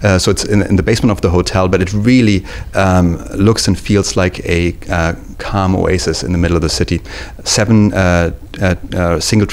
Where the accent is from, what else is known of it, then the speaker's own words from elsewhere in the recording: Germany; moved away as an adult; also born or lived in Maldives / Singapore / Japan; now in New York City, United States; I'm from Germany originally.